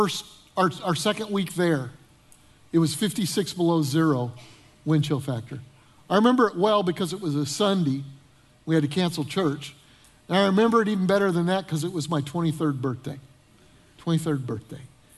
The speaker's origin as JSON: {"language": "English", "town": "Denver", "region": "Colorado", "country": "United States", "tie": "born or raised there", "also_born_or_lived": "Northern Illinois", "moved": "as an adult", "said": "Debbie and I grew up in Denver, Colorado"}